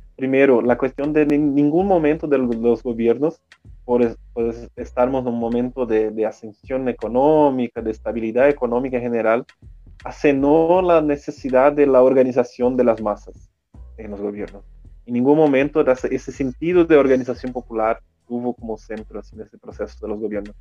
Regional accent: Rio Grande do Sul, Brazil; Spanish is a second language; moved away as an adult; now in São Paulo, Brazil; Yo soy gaucho también, de Río Grande

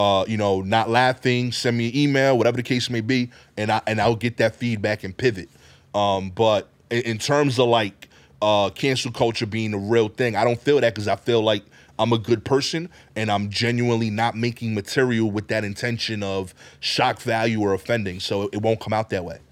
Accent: New York City, New York, United States; I'm from East New York

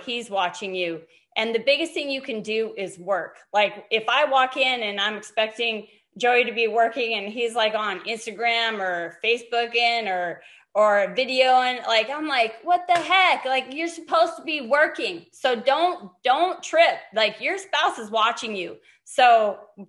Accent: Montana, United States; moved away as an adult; also born or lived in Fresno, California; I'm from Montana, and I grew up there, born and raised there

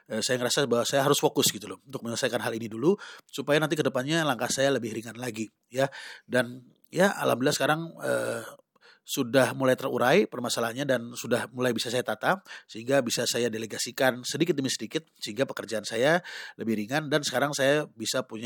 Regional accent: Sumatra, Indonesia; Nah, saya pribadi sebagai orang Sumatera gitu loh, eh, saya suka makan pempek.

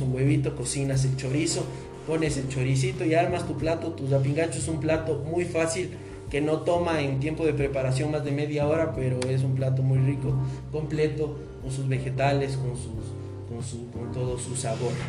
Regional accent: Ecuador; nosotros los ecuatorianos nos caracterizamos por ser gente trabajadora

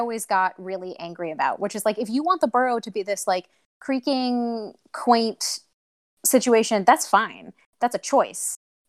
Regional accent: Chicago, Illinois, United States; I'm from Chicago

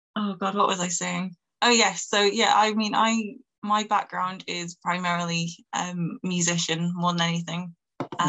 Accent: Manchester, North West England, United Kingdom; I'm from Manchester in the north of England

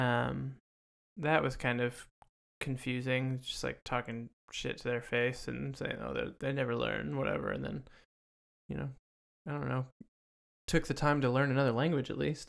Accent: Texas, United States; growing up in Texas

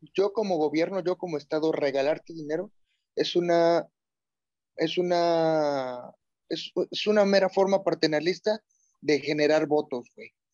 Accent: Mexico; como mexicanos

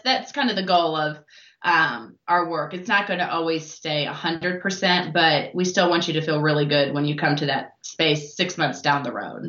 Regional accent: Iowa, United States; moved away as an adult; now in Louisville, United States; originally I am from Iowa

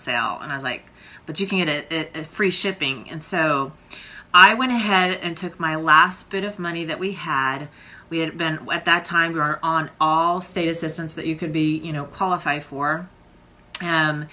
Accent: Oklahoma, United States; I am from Oklahoma

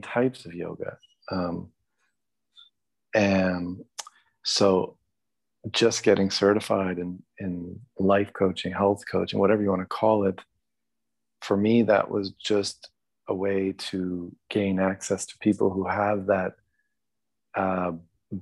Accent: Canada; raised as a Canadian

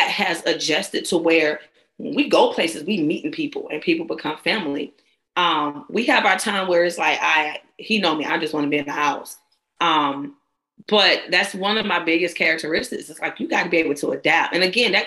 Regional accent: Georgia, United States; I'm a Georgia girl

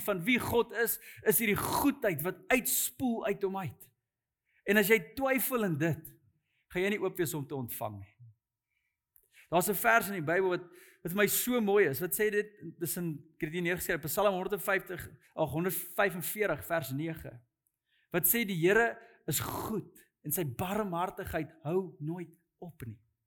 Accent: South Africa; as 'n Afrikaner

